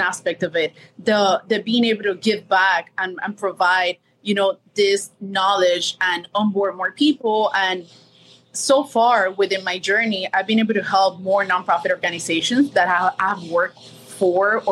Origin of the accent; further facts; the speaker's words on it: Miami, Florida, United States; also born or lived in Colombia; I was born in Colombia, grew up here in Miami